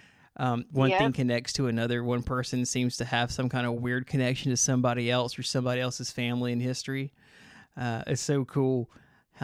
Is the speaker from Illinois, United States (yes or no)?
no; Griffin, Georgia, United States; I'm from Griffin, Georgia